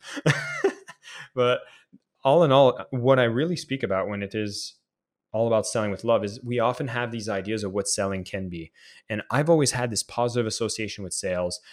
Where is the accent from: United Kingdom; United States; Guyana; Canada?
Canada; as a Canadian kid